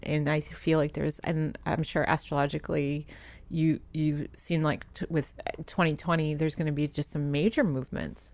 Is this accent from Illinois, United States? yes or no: no; Providence, Rhode Island, United States; moved away as an adult; also born or lived in New York; now in Los Angeles, United States; I grew up in Providence, Rhode Island